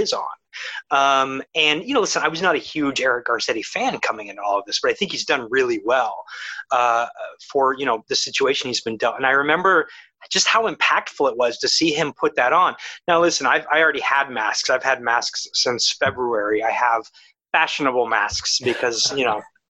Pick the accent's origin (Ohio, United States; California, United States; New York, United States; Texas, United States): Ohio, United States; moved away; I'm from Ohio